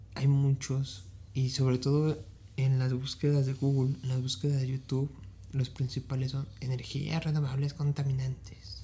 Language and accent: Spanish; Ecatepec, State of Mexico, Mexico; yo soy de Catepec